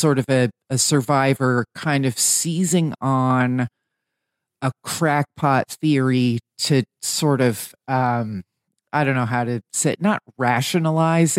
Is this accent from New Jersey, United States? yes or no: yes; New Jersey, United States; I'm from New Jersey